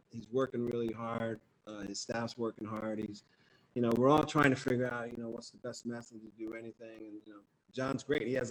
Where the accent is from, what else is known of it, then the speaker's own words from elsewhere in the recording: New Jersey, United States; moved away; I grew up in New Jersey